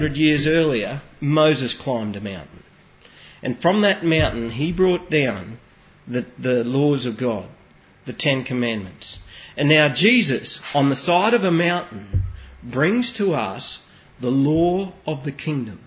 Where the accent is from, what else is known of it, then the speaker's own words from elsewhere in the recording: Australia; You and I are not just Australians